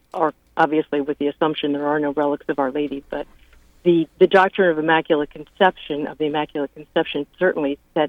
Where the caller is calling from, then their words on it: Philadelphia, Pennsylvania, United States; I'm also calling from Philadelphia